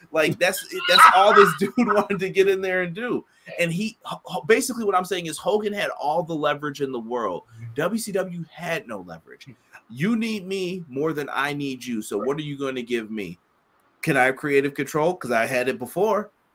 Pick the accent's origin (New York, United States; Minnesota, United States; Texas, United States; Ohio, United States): New York, United States; I grew up in New York